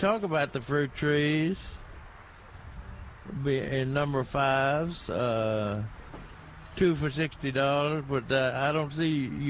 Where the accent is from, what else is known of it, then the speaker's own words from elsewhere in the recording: Tennessee, United States; You know, I'm from Tennessee.